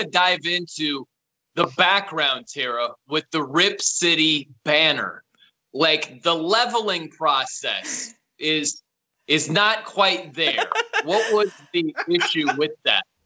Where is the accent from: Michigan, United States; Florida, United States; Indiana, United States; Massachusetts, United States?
Indiana, United States; South Bend; moved away as an adult; also born or lived in Fresno / Nashville / Albany, New York / Los Angeles; I'm from South Bend, Indiana. That's where I grew up.